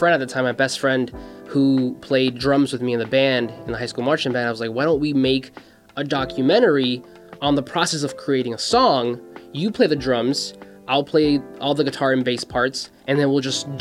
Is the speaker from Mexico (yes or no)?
yes; Mexico; now in United States; My dad was working here in the States because I was born in Mexico